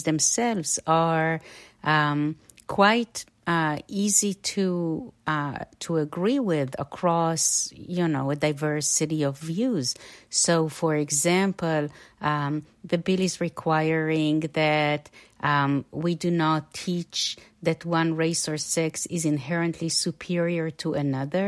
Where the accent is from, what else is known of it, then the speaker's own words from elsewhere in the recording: Israel; now in United States; I'm an immigrant from Israel and the product of the public schools over there.